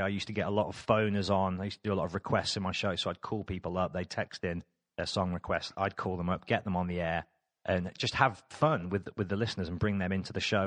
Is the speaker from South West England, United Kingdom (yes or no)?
no; Birmingham, West Midlands, United Kingdom; moved away as an adult; now in London, United Kingdom; I am from Birmingham